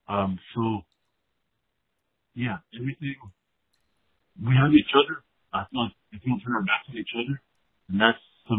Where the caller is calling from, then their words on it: California, United States; I'm calling from California.